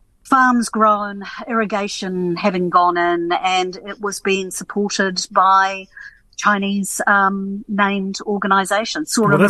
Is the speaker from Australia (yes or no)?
no; Suva, Central Division, Fiji; Yeah, I grew up in Suva in Fiji, so we go back a fair bit.